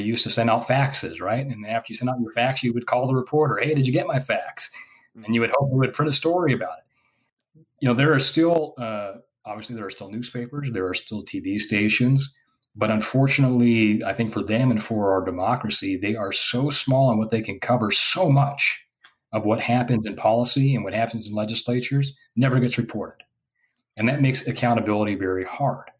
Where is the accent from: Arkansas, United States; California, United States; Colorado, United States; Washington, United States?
Washington, United States; I'm from Washington State